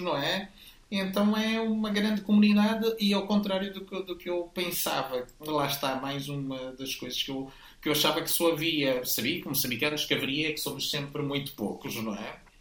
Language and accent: Portuguese; Mozambique; also born or lived in Lisbon, Portugal; now in Porto, Portugal; mas eu sou de Moçambique.